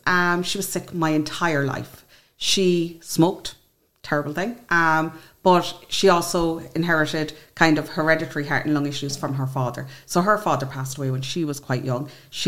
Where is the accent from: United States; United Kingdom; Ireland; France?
Ireland; County Clare, Munster; from County Clare.